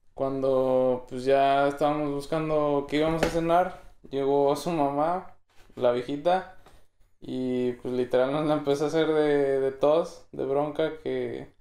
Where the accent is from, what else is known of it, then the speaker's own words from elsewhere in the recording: Mexico; now in Dublin, Ireland; somos un chingo de mexas en un salón